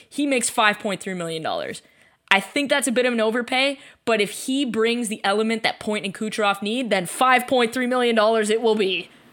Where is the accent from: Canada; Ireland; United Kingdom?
Canada; we're both Canadian